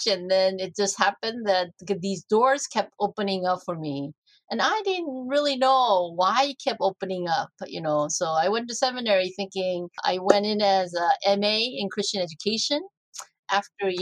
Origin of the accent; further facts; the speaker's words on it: South Korea; moved away; this was in Korea, and I grew up in the Orthodox Presbyterian Church.